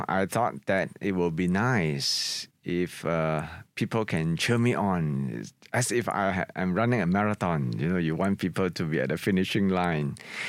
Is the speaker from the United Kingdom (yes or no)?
no; Singapore; my experiences when I was growing up in Singapore, in particular Chinatown, where I really grew up in the 1970s